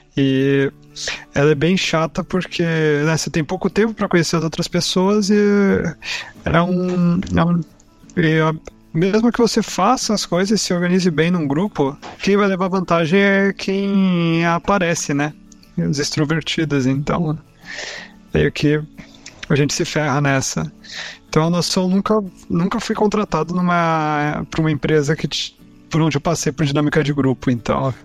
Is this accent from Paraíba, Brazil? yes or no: no; Caçapava, São Paulo, Brazil; eu sou de Caçapava, São Paulo